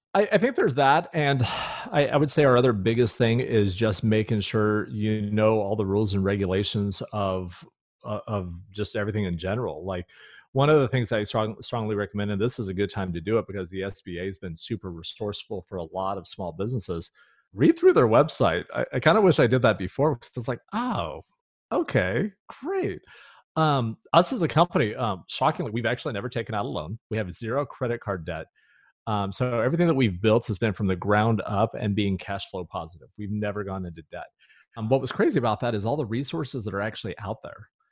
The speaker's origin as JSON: {"language": "English", "region": "California", "country": "United States", "tie": "born or raised there", "moved": "yes", "said": "I was born and raised in California"}